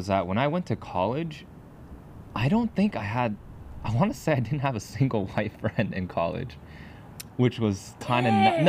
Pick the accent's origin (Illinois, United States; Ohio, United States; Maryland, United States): Ohio, United States; Cincinnati; we grew up in in Cincinnati, Ohio, which is in Ohio. So we were the minority growing up for sure.